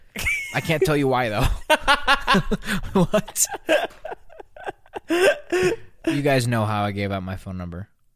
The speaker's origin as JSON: {"language": "English", "country": "Belarus", "said": "I'm from Belarus"}